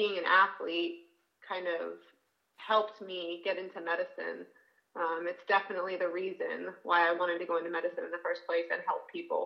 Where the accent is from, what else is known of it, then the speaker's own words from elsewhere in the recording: Northern Virginia, United States; I grew up in Northern Virginia